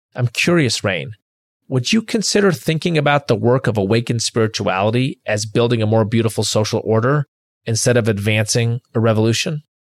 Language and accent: English; Chicago, Illinois, United States; I'm a Chicagoan